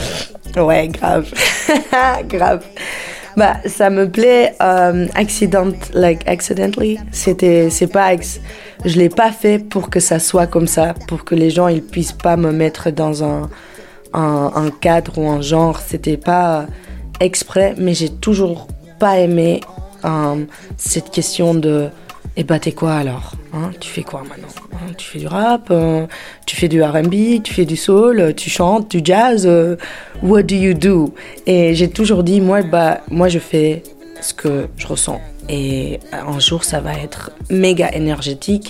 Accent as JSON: {"language": "French", "town": "Antwerp", "region": "Flanders", "country": "Belgium", "tie": "born or raised there", "also_born_or_lived": "Brussels / Portugal", "moved": "yes", "said": "J'ai grandi à Anvers et après j'ai habité à Bruxelles pendant 5 ans"}